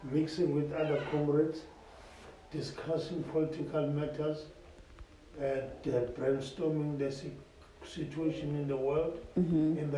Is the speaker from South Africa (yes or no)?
yes; South Africa; born or raised there; English is a second language